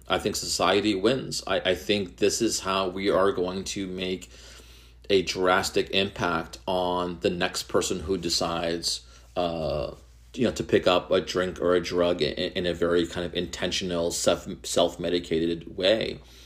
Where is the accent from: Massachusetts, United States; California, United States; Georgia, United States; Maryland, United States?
Massachusetts, United States; Methuen; my hometown is Methuen